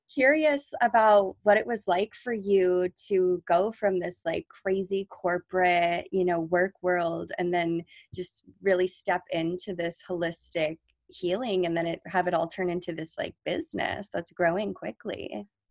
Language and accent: English; near La Jolla, California, United States; really close to my hometown